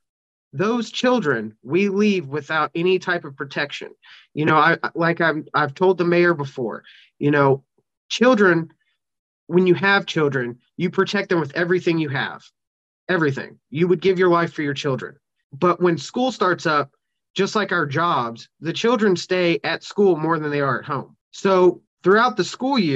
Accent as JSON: {"language": "English", "region": "Kentucky", "country": "United States", "tie": "born or raised there", "said": "start a pilot program in my hometown here in Kentucky"}